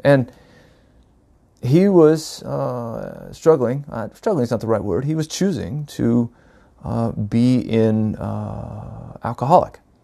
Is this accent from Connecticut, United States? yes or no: no; North Carolina, United States; moved away as an adult; now in Oregon, United States; I was born and raised in North Carolina, uh, back in nineteen seventy-eight